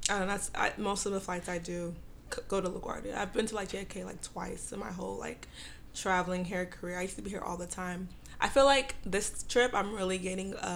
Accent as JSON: {"language": "English", "country": "Nigeria", "said": "I'm West African."}